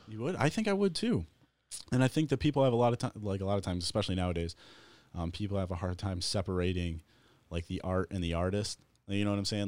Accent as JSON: {"language": "English", "town": "Wyandotte", "region": "Michigan", "country": "United States", "tie": "born or raised there", "said": "from my hometown"}